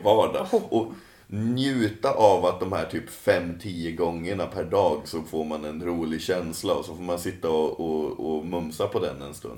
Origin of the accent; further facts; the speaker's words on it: Sweden; jag kommer från Åsbygden